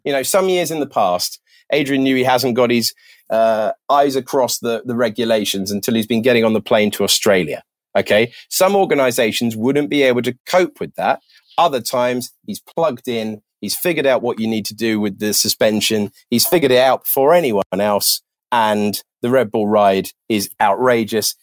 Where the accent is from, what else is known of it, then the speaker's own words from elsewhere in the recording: United Kingdom; being British